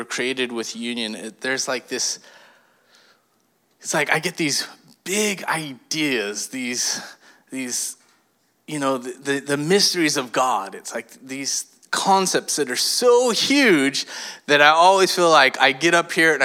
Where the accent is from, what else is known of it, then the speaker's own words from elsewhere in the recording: California, United States; I was born and raised in California